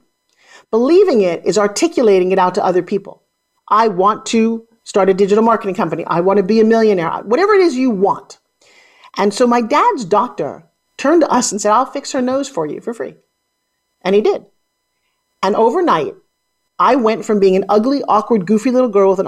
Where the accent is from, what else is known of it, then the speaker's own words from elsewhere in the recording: New York, United States; I come from New York